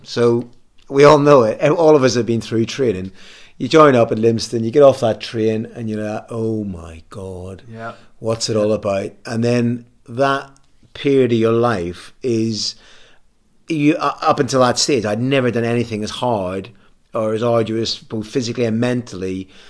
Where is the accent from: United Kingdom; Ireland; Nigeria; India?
Ireland; I'm always an Irishman. I always am a greenhorn when Ireland are playing rugby.